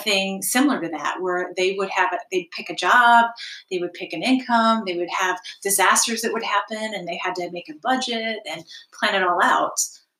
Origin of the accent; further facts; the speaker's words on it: Alpena, Michigan, United States; my parents moved here when I was like 5.